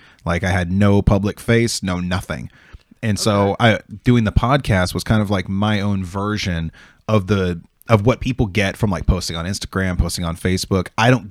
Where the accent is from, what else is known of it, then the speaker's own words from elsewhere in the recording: Oregon, United States; I'm from Oregon.